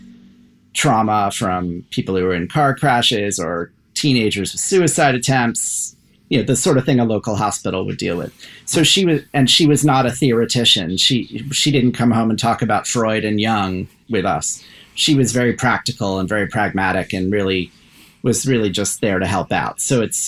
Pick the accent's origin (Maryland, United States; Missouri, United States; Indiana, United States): Maryland, United States; Columbia; also born or lived in Baltimore, Maryland; My whole family's from Baltimore. And I, as a kid, I moved out to the burbs. So I'm from Columbia, Maryland, between Baltimore and Washington.